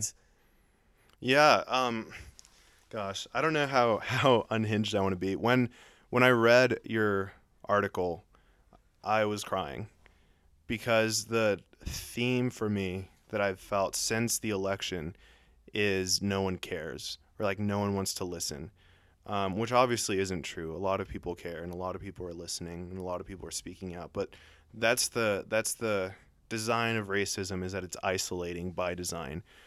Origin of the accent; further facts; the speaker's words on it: Colombia; moved away; I was born in Colombia and I look tan and I speak Spanish